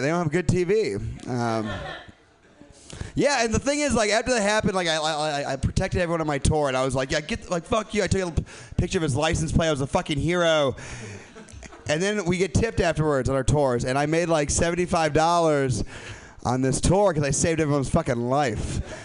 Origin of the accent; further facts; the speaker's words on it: Midwest, United States; I'm from the Midwest